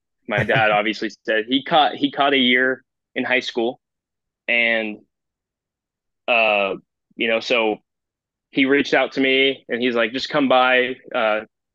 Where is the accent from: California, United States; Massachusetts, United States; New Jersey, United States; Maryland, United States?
California, United States; Chino Hills; I grew up in Chino Hills, California